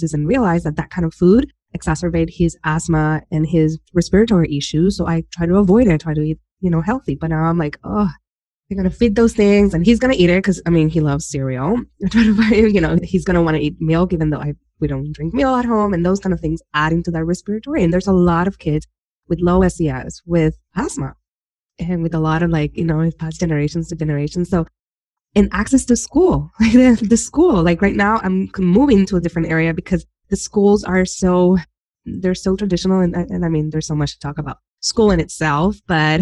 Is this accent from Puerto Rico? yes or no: yes; Humacao, Puerto Rico; moved away; I was born and raised in Humacao, and from my house, I was able to see Vieques